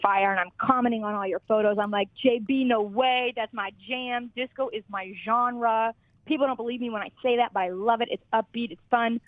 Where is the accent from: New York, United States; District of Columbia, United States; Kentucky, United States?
Kentucky, United States; moved away; growing up in Kentucky